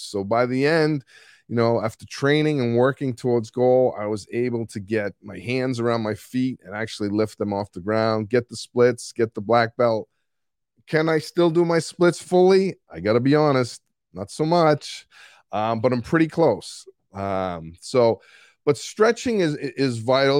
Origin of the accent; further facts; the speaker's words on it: Boston, Massachusetts, United States; accent: Boston; moved away; I just got back from two weeks in Boston, and so my accent might be a little stronger than it usually is